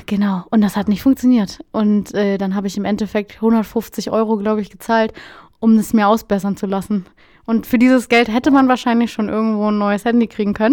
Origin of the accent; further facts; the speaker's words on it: Lower Saxony, Germany; ich, bin ja auch Norddeutscher